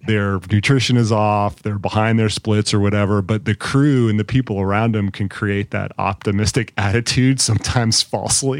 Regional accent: Colorado Springs, Colorado, United States; my hometown, in Colorado Springs

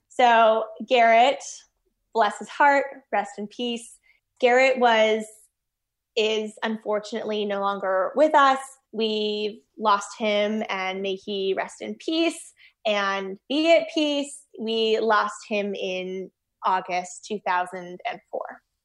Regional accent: Winnipeg, Manitoba, Canada; moved away as an adult; also born or lived in Toronto; I grew up in Winnipeg, Manitoba, born and raised

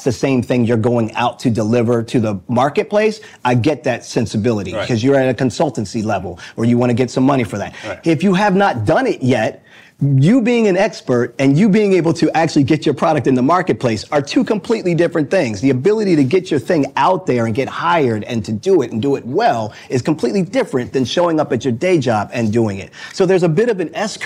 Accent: Baltimore, Maryland, United States; I'm a boy from Baltimore. That's hometown, born and raised

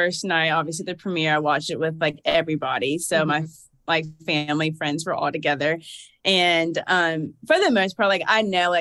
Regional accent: Georgia, United States; accent: southern drawl; also born or lived in New Jersey / Alabama; I was born in New Jersey, but I basically have lived in Georgia my whole life

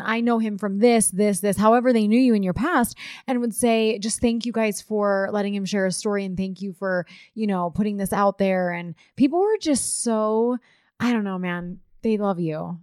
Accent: East Coast, United States; moved away; I did not grow up L D S. I'm from the East Coast.

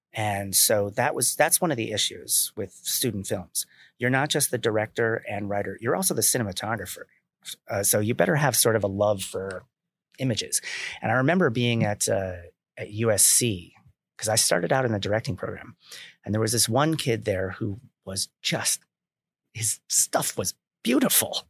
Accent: Milford, Connecticut, United States; I grew up in Connecticut

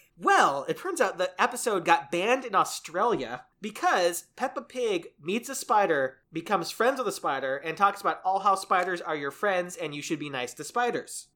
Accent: United States; as an American

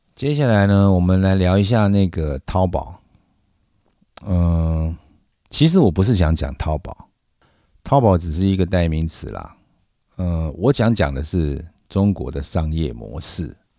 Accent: Taiwan; 我是在台湾长大

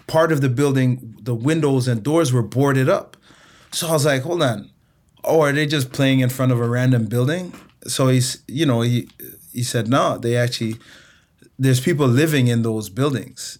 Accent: Toronto, Ontario, Canada; also born or lived in Montego Bay, Jamaica / Chicago, United States; I I left Jamaica when I was three and uh, moved to Toronto, Canada. Grew up uh, in inner city Toronto

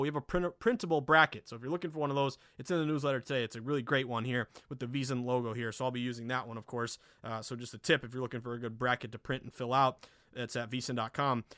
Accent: Lanesboro, Massachusetts, United States; I'm born and raised New Englander. I grew up in Western Mass, the Berkshires, tiny town called Lanesboro.

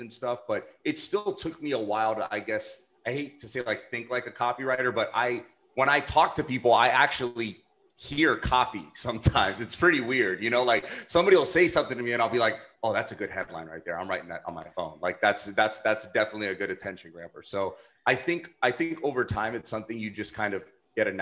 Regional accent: Miami, Florida, United States; I'm from Miami

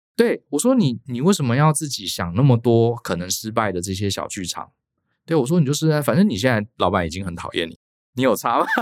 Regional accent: Taipei, Taiwan; moved away as an adult; also born or lived in Tainan; 我是台北人，我念成大

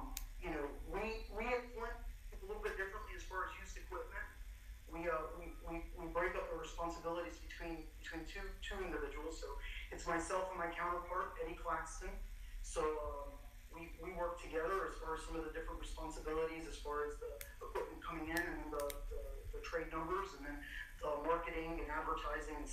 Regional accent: Argentina; now in Georgia, United States; I'm actually from Argentina. Been in the States for north of 30 years, but my family farms in Argentina, 1,000-acre row crop operation around the Cordoba area.

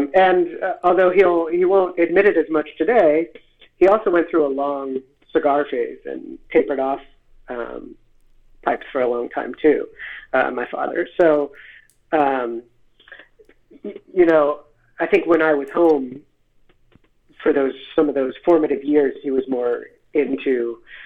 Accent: Philadelphia, Pennsylvania, United States; also born or lived in Seattle, Washington; I was born in Seattle, lived there till I was six, and then I grew up in Philadelphia after

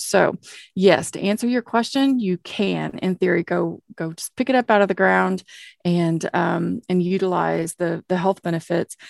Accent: Oklahoma, United States; accent: Okie; my oaky accent

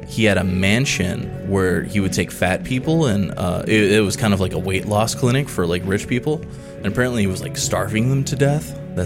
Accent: the South, United States; now in San Antonio, United States; Well, I'm from the South

